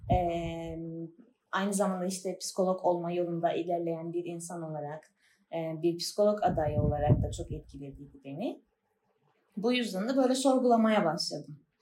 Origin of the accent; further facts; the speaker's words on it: Famagusta, Cyprus; moved away as an adult; now in Çayırova, Cyprus; Mansu'da doğdum, büyüdüm.